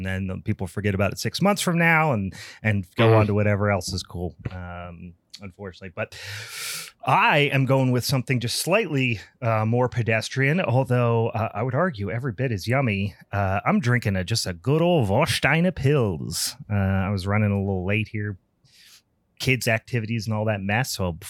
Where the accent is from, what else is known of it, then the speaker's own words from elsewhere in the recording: Pittsburgh, Pennsylvania, United States; I although I've not spent a lot of time in Baltimore, we're from Pittsburgh. It's not too dang far away.